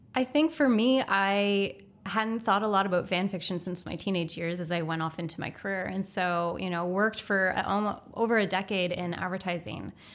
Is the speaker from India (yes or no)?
no; East Coast, Canada; moved away; growing up on the East Coast, and I love it, Um, and I love going back to visit family there